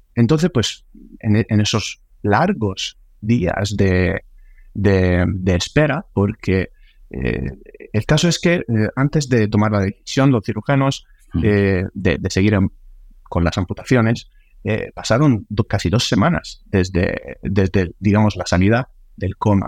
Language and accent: Spanish; Sicily, Italy; now in Spain; mi familia que, venía corriendo desde, desde Sicilia, porque viven, viven ahí, yo soy italiano, soy de ahí